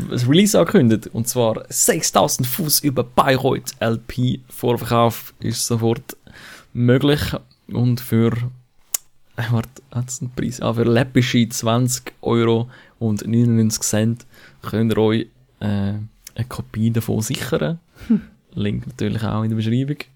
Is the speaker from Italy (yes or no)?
no; Zürcher Oberland, Zurich, Switzerland